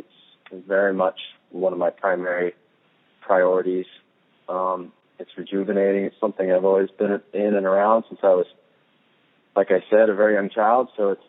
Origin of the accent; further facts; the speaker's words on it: Santa Cruz, California, United States; Growing up in California, in the Bay Area